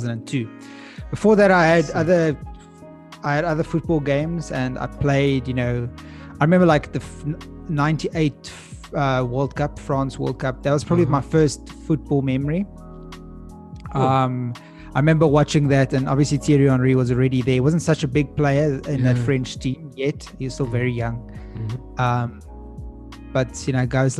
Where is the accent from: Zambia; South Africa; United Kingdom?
South Africa; Pretoria, Gauteng; I was born in Pretoria